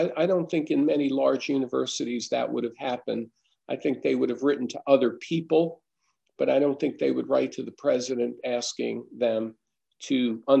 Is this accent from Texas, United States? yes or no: no; Massachusetts, United States; moved away; No, we came from the North. We came from Massachusetts. We didn't really have that there.